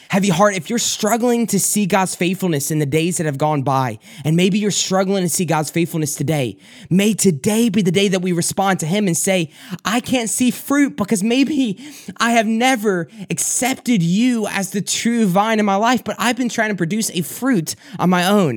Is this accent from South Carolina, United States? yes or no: yes; South Carolina, United States; moved away as an adult; now in Michigan, United States; I'm originally from South Carolina